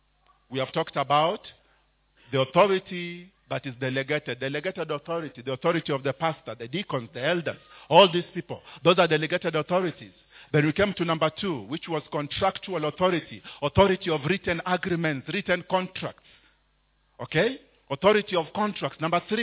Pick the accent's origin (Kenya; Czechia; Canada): Kenya; Mombasa, Mombasa County; I grew up in Mombasa. Therefore, I had a friend called Abdallah.